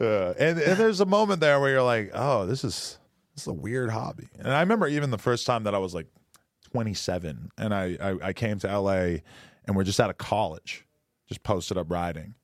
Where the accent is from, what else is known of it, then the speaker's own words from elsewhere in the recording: Boston, Massachusetts, United States; moved away; I'm from Boston